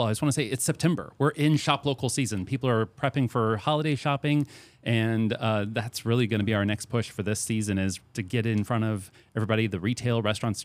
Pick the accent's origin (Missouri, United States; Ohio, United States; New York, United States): Missouri, United States; St. Peters; moved away as an adult; now in Centralia, United States; I'm from Saint Peter's, Missouri. I'm not from this area.